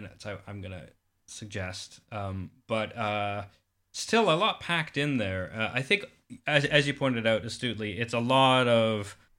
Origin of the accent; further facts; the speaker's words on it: Calgary, Alberta, Canada; I grew up in Calgary, Canada, and we had A&E, which I think is arts and entertainment